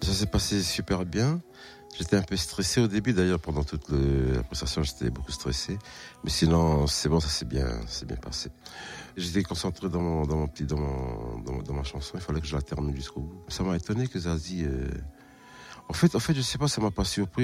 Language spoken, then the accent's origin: French; New Caledonia; Je viens de la Nouvelle-Calédonie